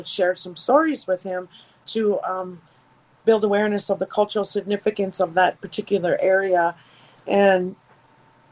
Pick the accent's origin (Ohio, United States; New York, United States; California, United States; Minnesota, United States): Minnesota, United States; Leech Lake, northern; I'm from Leech Lake here in northern Minnesota